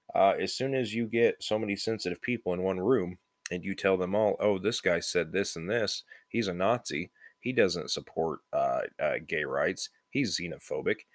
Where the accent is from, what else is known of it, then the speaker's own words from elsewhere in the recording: United States; We're American